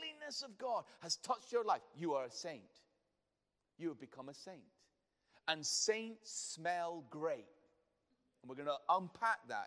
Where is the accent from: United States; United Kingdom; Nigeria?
United Kingdom; We're too British